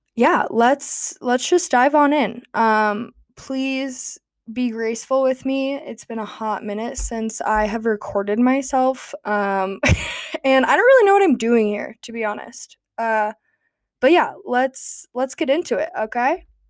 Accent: United States; also born or lived in Gulfport, Mississippi; growing up in Tahoe

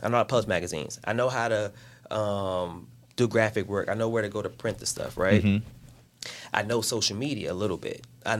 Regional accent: Chicago, Illinois, United States; I'm from the south side of Chicago.

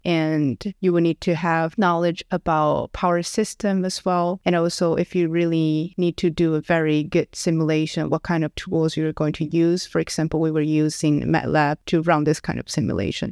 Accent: Taichung, Taiwan; moved away as an adult; also born or lived in Stockholm, Sweden; now in Lund, Sweden; I'm from Taiwan, and I basically grew up in a city that is called Taichung

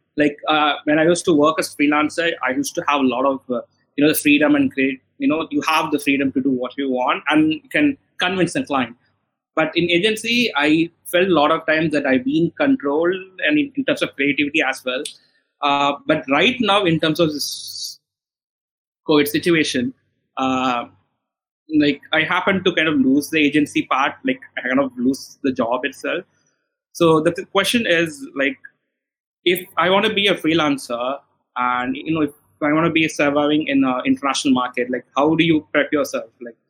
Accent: India; So I'm from India.

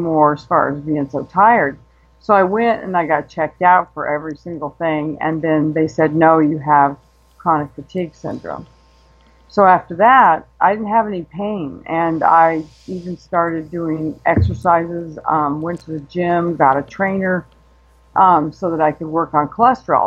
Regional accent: Denver, Colorado, United States; moved away as an adult; now in Arizona, United States; we moved from Denver, where I was originally born, to Arizona because of jobs

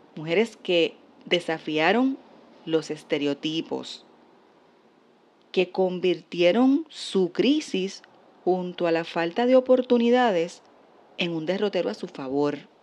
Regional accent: Puerto Rico; como puertorriqueña

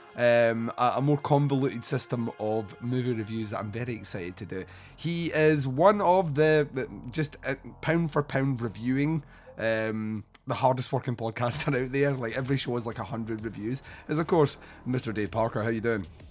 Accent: Scotland, United Kingdom; as a Scotsman

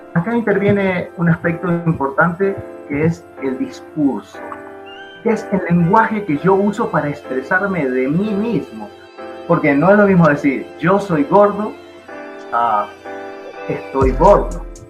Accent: Buenos Aires, Argentina; now in Bogotá, Colombia; soy argentino, nací en Buenos Aires

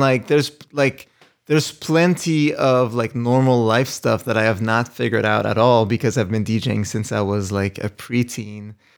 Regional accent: Montreal, Quebec, Canada; moved away; also born or lived in New York / Los Angeles; Originally from Montreal

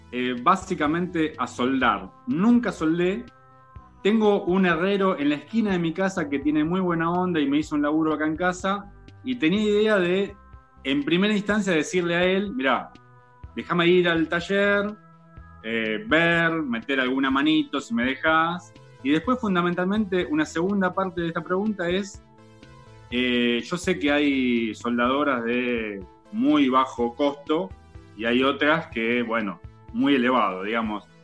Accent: Buenos Aires, Argentina; soy de acá, de Buenos Aires.

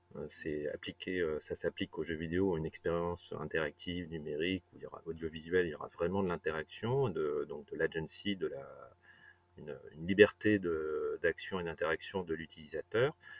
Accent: Brittany, France; j'ai grandi en Bretagne

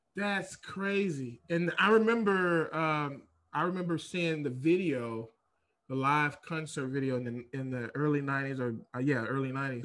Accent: Fort Worth, Texas, United States; now in San Diego, United States; I'm from Fort Worth, Dallas, Fort Worth, Texas, even though I live in San Diego now

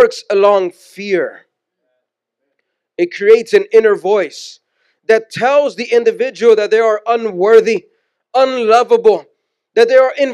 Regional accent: Houston, Texas, United States; moved away; also born or lived in San Pedro Sula, Honduras / Washington; We're born and raised in Houston, Texas, so we saw snow for the first time when we moved to Washington

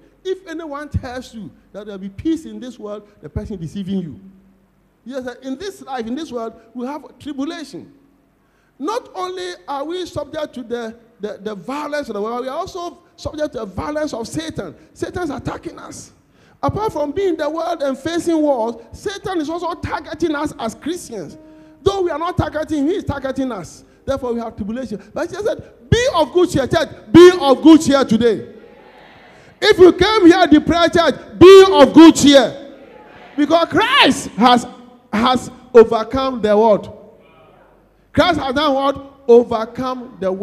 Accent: Kumasi, Ashanti, Ghana; We are from Kumeu. They put a mark. I'm the only one who hasn't got that mark.

